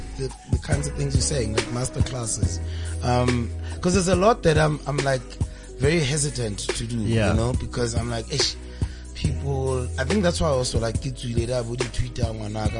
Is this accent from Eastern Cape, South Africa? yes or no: no; Welkom, Free State, South Africa; we grew up together in Velcom